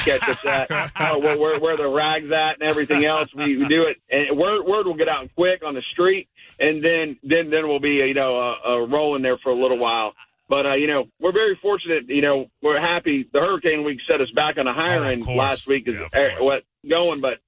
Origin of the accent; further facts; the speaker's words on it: Brooksville, Florida, United States; born and raised in Brooksville